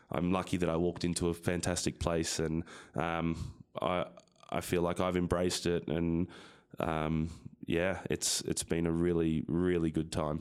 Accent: Sydney, New South Wales, Australia; moved away as an adult; now in United States; I'm from Sydney, Australia, um, a town called Lane Cove, which is not, not far from downtown Sydney

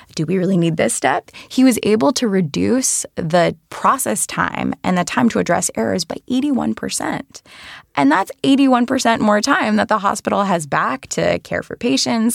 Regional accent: Rhode Island, United States; I worked in state government in my home state of Rhode Island

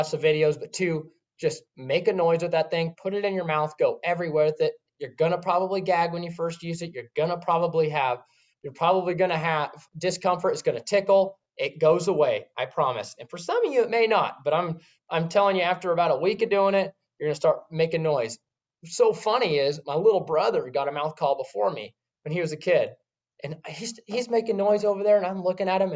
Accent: West Coast, United States; we grew up on the West Coast, lots of primos

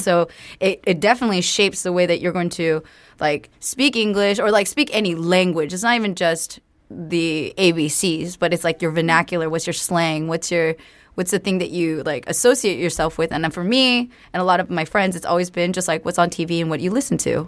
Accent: Bay Area, California, United States; also born or lived in Los Angeles; I grew up in California, right? So I grew up in the Bay Area mainly, and then

